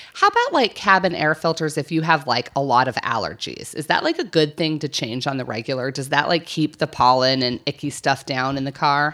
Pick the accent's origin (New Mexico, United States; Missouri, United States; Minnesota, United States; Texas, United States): New Mexico, United States; I grew up in New Mexico.